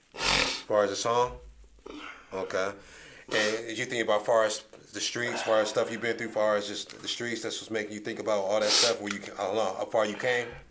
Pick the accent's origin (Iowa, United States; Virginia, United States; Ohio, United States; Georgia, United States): Ohio, United States; Akron